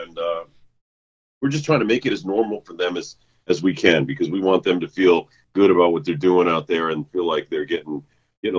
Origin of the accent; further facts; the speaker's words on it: Boston, Massachusetts, United States; moved away as an adult; now in Los Angeles, United States; I grew up in New England. I came from the Boston area, so I grew up a Red Sox fan